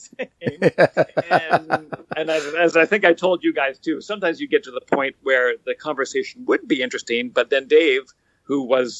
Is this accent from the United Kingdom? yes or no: no; White Rock, British Columbia, Canada; I grew up in White Rock